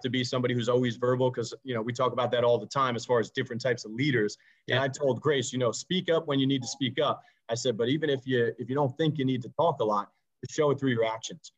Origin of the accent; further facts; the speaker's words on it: New York City, New York, United States; I grew up in Staten Island